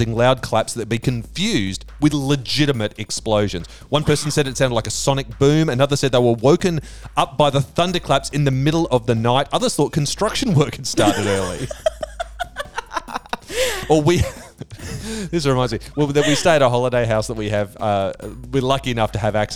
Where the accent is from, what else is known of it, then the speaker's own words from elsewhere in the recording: Queensland, Australia; moved away; I grew up in Queensland